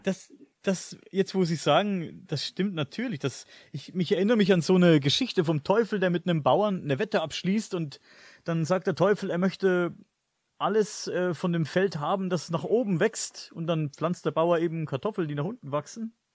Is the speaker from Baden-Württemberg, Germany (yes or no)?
no; Coburg district, Bavaria, Germany; Ich komme aus Coburg, mhm. aus dem Landkreis Coburg